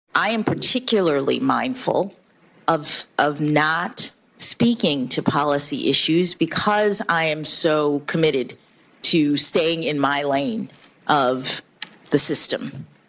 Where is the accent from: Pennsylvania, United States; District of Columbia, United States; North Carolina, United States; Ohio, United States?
District of Columbia, United States; Washington; When I was born here in Washington